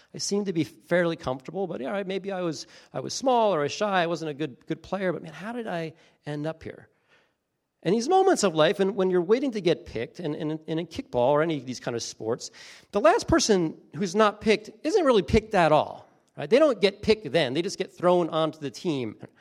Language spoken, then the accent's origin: English; Beach Haven, New Jersey, United States; I grew up in a really small town in New Jersey, coastal New Jersey, little town called Beach Haven.